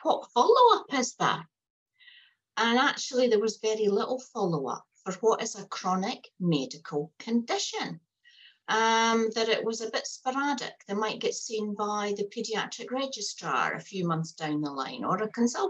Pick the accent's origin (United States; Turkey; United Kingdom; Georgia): United Kingdom; Fife, Scotland; moved away as an adult; now in Hastings, New Zealand; I'm not a New Zealander. I've come out from Fife in Scotland